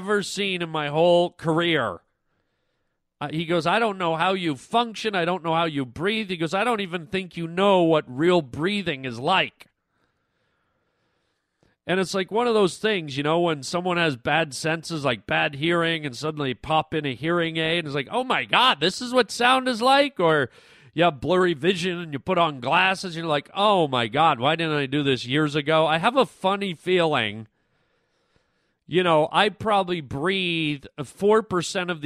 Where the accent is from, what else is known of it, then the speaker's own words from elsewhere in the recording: Canada; I was born in Canada